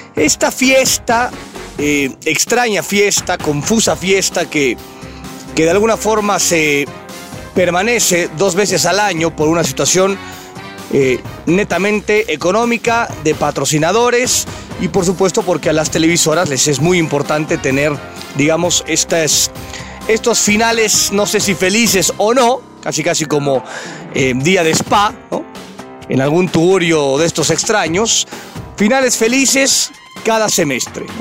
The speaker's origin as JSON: {"language": "Spanish", "area": "Satélite", "region": "State of Mexico", "country": "Mexico", "said": "mi pueblo, satélite"}